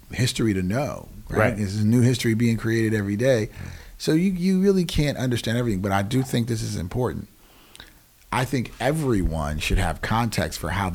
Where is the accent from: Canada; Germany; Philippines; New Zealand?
Germany; And I grew up in Germany, like I said before.